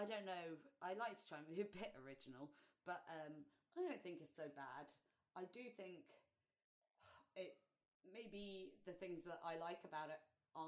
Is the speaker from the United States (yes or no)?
no; London, United Kingdom; We're from London in the UK.